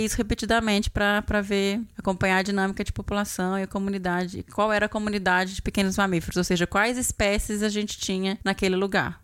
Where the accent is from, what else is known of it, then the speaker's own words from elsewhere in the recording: Belo Horizonte, Minas Gerais, Brazil; also born or lived in Campo Grande; eu sou mineira, né? De Belo Horizonte, fui criada em Belo Horizonte